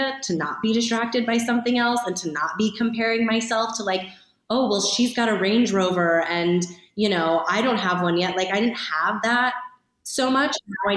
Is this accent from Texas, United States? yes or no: no; Ohio, United States; moved away; also born or lived in Los Angeles; as a kid growing up in Ohio